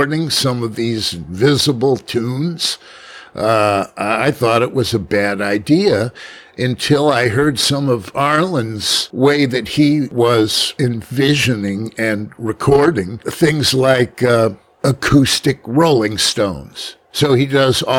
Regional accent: New York City, New York, United States; I'm from Manhattan.

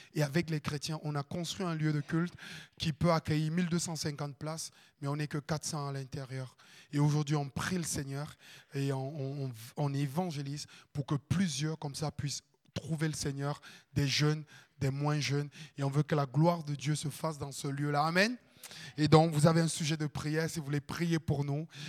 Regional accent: Cameroon; moved away as an adult; also born or lived in Landes, France; now in France; j'habite un ghetto en Afrique. Ma famille, elle est super pauvre.

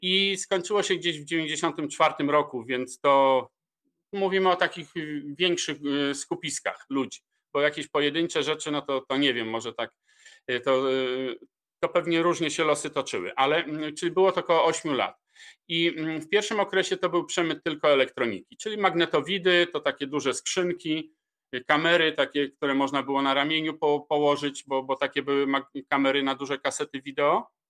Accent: Poland; moved away as an adult; also born or lived in London / India; uciekłem z Polski

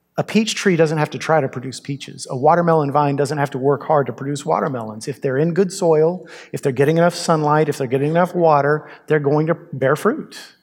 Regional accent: United States

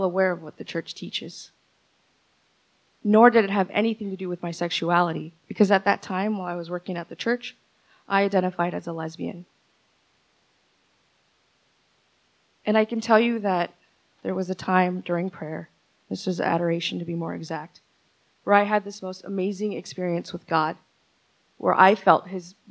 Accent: Ventura County, California, United States; also born or lived in San Pedro Sula, Honduras; by the age of 4 and a half, they finally brought me over here. So Ventura County has been my home ever since.

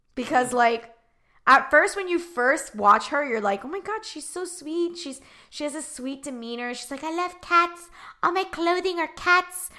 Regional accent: Miami, Florida, United States; I'm originally from Miami, Florida

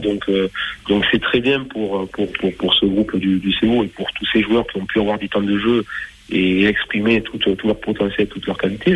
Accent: Bergerac, Nouvelle-Aquitaine, France; moved away as an adult; also born or lived in Castres; je suis revenu, moi, dans ma région natale, donc à Bergerac

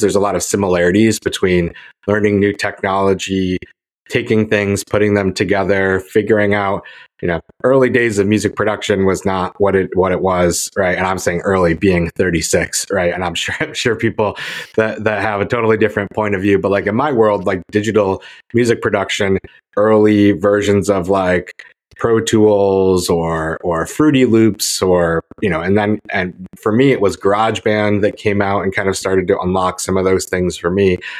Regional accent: Syracuse, New York, United States; I grew up in Syracuse in upstate New York

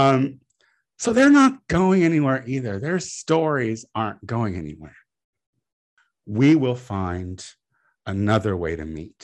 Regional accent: Clinton, Illinois, United States; now in Los Angeles, United States; I'm from a town called Clinton, Illinois

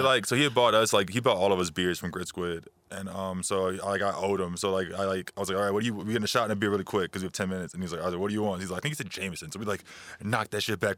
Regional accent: New Orleans, Louisiana, United States; now in San Marcos, United States; I'm originally from New Orleans, Louisiana.

